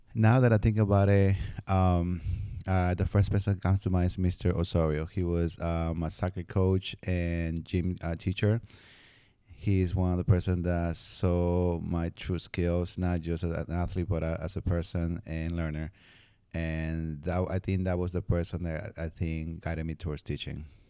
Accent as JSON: {"language": "English", "country": "Peru", "tie": "born or raised there", "moved": "yes", "said": "growing up in Peru"}